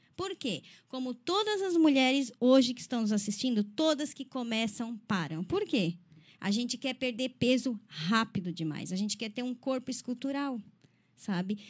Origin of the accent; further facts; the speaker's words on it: Criciúma, Santa Catarina, Brazil; sou natural de Criciúma